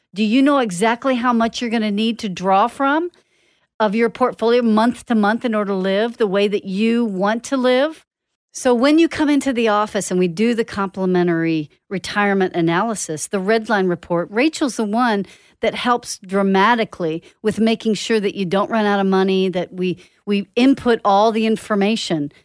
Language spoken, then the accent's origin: English; Dallas, Texas, United States; moved away; I grew up in Dallas and I used to drive from Lake Dallas or Denton all the way to Garland